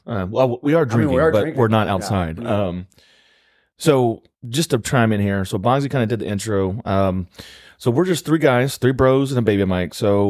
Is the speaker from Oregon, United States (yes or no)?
no; Texas, United States; I was born and raised in Texas.